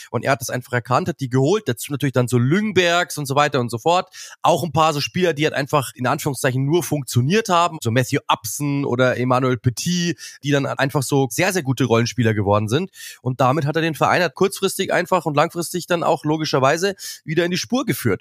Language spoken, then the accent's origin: German; Munich, Bavaria, Germany; ich komme aus München